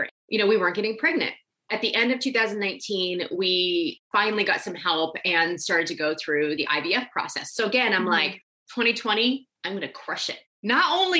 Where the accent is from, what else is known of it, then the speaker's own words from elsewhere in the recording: Nebraska, United States; I grew up in Nebraska